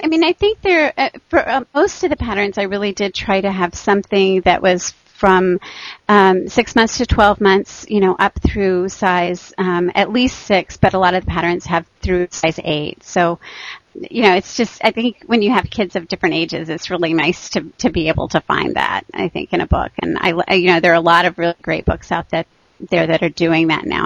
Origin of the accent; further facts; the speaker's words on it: Texas, United States; moved away as an adult; also born or lived in Michigan; I grew up in Texas